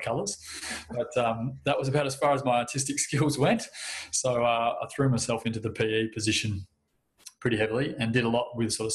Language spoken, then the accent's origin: English; Victoria, Australia; moved away as an adult; also born or lived in Dimboola; now in Geelong, Australia; moving back to my hometown and then getting a job the following year to here, where I'm in Geelong now